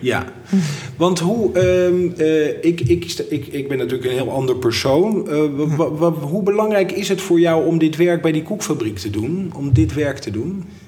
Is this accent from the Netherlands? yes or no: yes; Leiden, South Holland, Netherlands; want ik kom oorspronkelijk uit Leiden